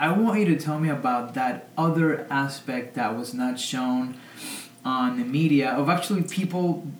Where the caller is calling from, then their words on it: New York, United States; I'm recording from Harlem, New York.